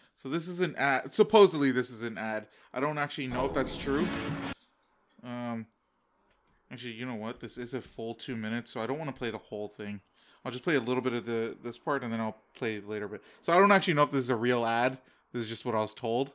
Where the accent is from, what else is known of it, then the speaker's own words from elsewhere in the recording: Canada; also born or lived in United States; And we're in Canada